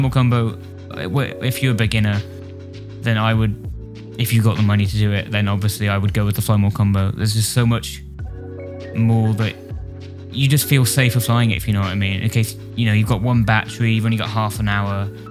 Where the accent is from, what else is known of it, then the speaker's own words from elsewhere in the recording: Wales, United Kingdom; I'm a guitarist from Wales, sort